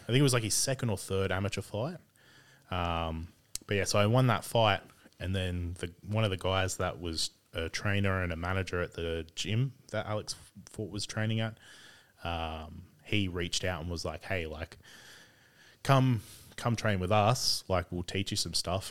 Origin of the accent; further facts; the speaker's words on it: Sydney, New South Wales, Australia; also born or lived in Bourke / South Coast, New South Wales; grew up in Sydney around Carlingford, uh, Dundas for a while.